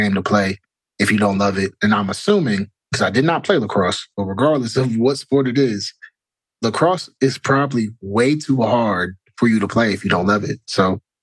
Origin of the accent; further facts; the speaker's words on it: Cleveland, Ohio, United States; growing up in Cleveland